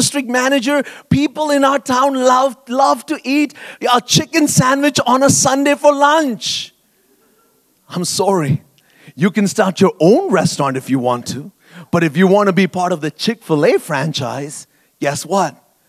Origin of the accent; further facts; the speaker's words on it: Bahrain; moved away as an adult; now in Canada; And I grew up in the Middle East, actually, in Bahrain, a tiny little island in the Arabian Gulf, and lived there for 18 years and then moved to Canada to come to Bible college and so on.